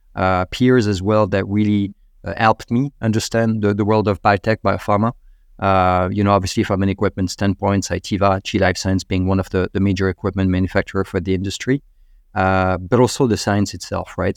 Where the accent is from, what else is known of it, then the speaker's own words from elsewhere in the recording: Normandy, France; moved away as an adult; also born or lived in Paris, France; now in United States; I'm from Normandy in northern France